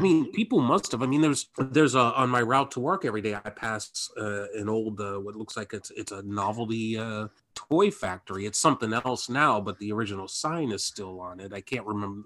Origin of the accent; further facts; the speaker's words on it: Midwest, United States; we were much nicer in the Midwest